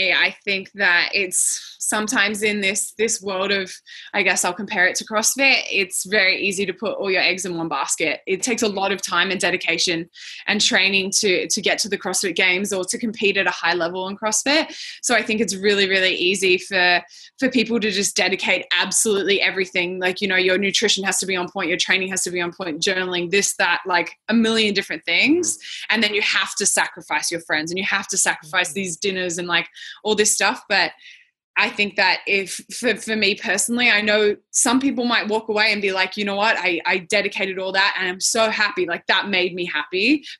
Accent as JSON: {"language": "English", "country": "New Zealand", "accent": "Australian", "lives_now": "Australia", "said": "I live in Australia. I sound Australian, but I'm from New Zealand."}